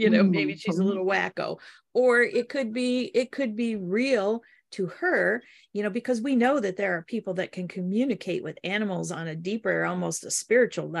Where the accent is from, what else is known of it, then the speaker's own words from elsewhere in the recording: Midwest, United States; also born or lived in Detroit area, Michigan / Upper Peninsula, Michigan; I'm from the Midwest. We're all pretty down to earth